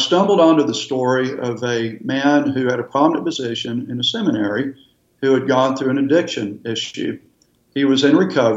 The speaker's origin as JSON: {"language": "English", "region": "Texas", "country": "United States", "moved": "as an adult", "lives_now": "Florida, United States", "said": "We're from Texas and we still love Texas"}